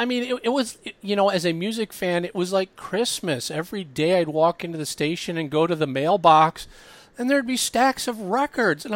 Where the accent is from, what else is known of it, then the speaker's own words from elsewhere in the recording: Minnesota, United States; moved away; also born or lived in Chicago / San Francisco; I grew up in Minnesota